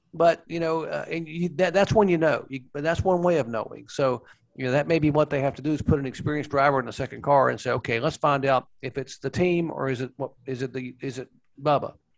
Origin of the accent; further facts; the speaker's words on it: North Carolina, United States; moved away; also born or lived in Florida; I grew up in North Carolina